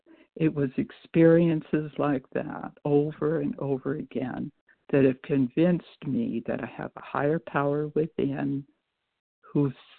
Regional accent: Chicago, Illinois, United States; I was born in Chicago, but I'm from Missouri

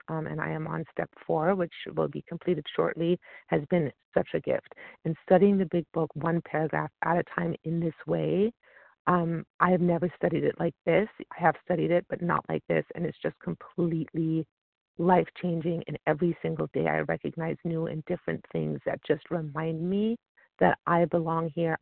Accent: California, United States; I'm from California

